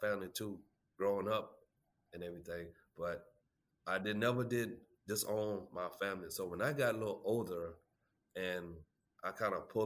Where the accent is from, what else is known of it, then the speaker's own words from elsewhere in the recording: Holly Hill, South Carolina, United States; I was born and raised in Holly Hill, South Carolina